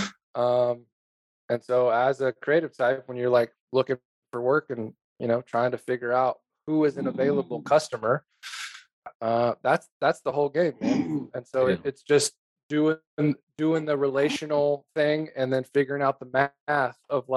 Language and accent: English; Aiken County, South Carolina, United States; moved away as an adult; also born or lived in Kansas City / Seattle; now in Bozeman, United States; I grew up in Aiken County, South Carolina